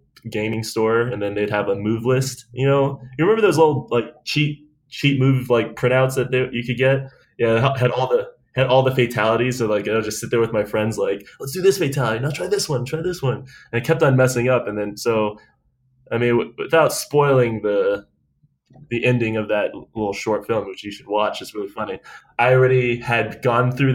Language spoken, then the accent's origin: English; Delaware, Ohio, United States; moved away as an adult; also born or lived in Columbus, Ohio / San Diego; now in Los Angeles, United States; I'm actually from Delaware, Ohio. That's where I grew up anyway. I was born in Columbus